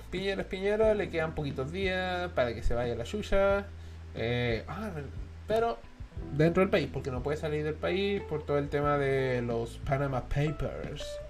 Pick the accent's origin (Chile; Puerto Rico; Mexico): Chile; Todos somos chilenos